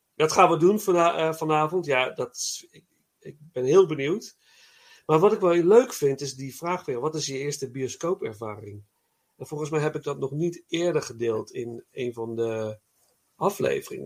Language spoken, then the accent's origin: Dutch; Nijmegen, Gelderland, Netherlands; moved away; ik kom uit Nijmegen oorspronkelijk